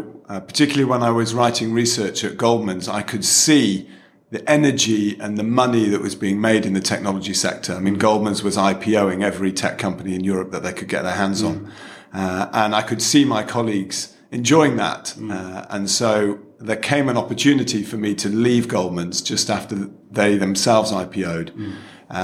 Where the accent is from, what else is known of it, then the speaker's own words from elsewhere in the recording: Manchester, North West England, United Kingdom; moved away as an adult; also born or lived in Oxford / London; I'm from Manchester, and moving to London was like a Dick Whittington moment